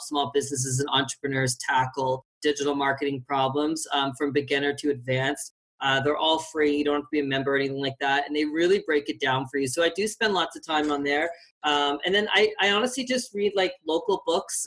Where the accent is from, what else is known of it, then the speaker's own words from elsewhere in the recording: Fredericton, New Brunswick, Canada; moved away as an adult; now in Calgary, Canada; I'm from Fredericton, which is a small city in New Brunswick.